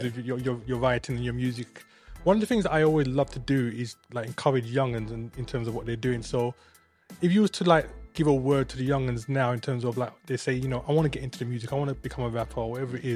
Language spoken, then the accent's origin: English; London, United Kingdom; I'm from London as well.